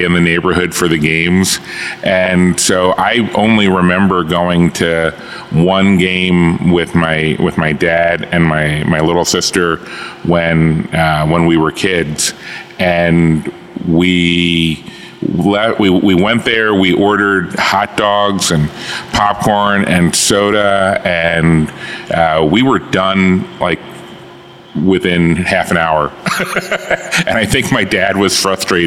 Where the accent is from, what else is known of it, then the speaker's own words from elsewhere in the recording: Baltimore, Maryland, United States; Born here, raised here, went to school here.